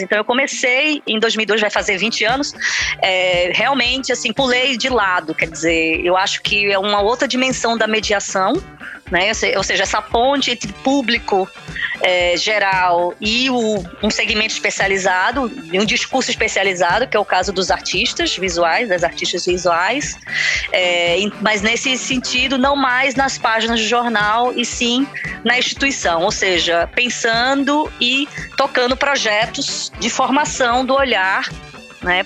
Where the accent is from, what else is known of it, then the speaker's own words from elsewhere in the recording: Recife, Pernambuco, Brazil; moved away as an adult; now in Portugal; sou do Recife